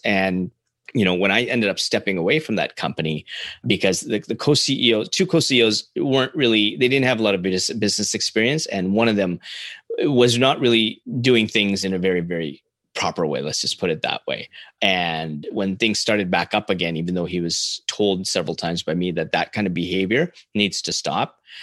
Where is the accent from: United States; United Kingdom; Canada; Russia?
Canada; as a Canadian